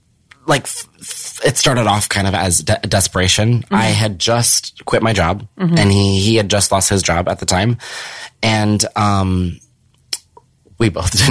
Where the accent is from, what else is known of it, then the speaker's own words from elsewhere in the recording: Norco, California, United States; I grew up in Riverside. I grew up in this small town